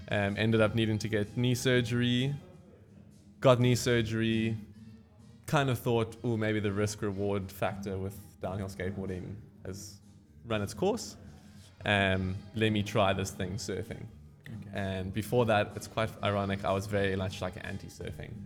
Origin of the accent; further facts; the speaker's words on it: Cape Town, Western Cape, South Africa; I was born and bred in Cape Town. I lived in the city bowl my entire life